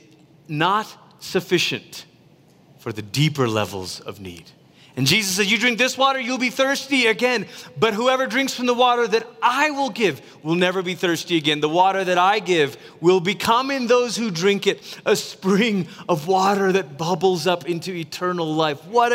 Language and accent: English; Malaysia; Growing up in Malaysia